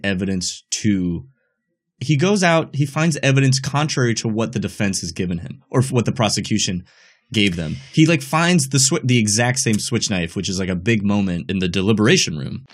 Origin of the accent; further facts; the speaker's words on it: United States; As an American